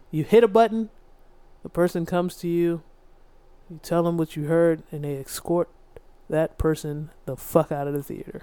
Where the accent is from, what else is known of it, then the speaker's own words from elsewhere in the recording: District Heights, Maryland, United States; growing up where we grew up in District Heights.